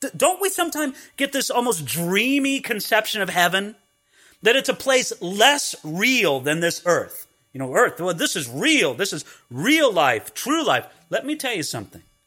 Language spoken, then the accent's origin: English; California, United States; when I grew up in California, I knew what a hedge was